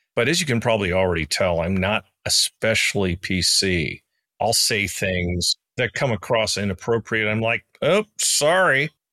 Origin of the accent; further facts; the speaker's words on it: United States; moved away; my home country, not the one I live in, but in my home country, the United States.